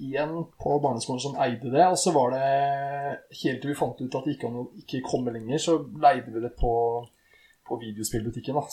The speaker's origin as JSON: {"language": "Norwegian", "town": "Eidsvoll", "region": "Akershus", "country": "Norway", "said": "Eidsvoll. Det er meg."}